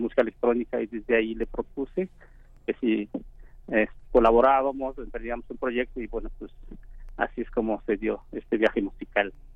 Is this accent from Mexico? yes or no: yes; Oaxaca, Mexico; moved away; also born or lived in Mexico City; soy de Oaxaca